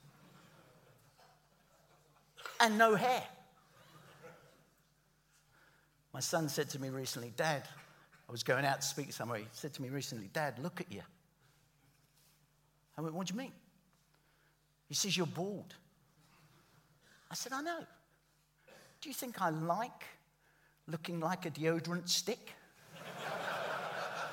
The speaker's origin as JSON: {"language": "English", "region": "London", "country": "United Kingdom", "said": "I'm from the East End of London"}